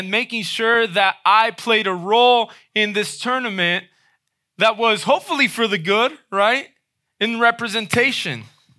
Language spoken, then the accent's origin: English; Dominican Republic; moved away; Many of you know I grew up in the Dominican Republic, right? At around age 8, I moved over to the Dominican Republic. My parents were missionaries there.